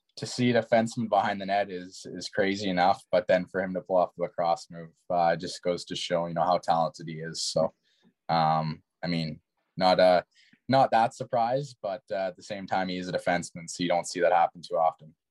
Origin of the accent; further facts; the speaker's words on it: Kamloops, British Columbia, Canada; being in my hometown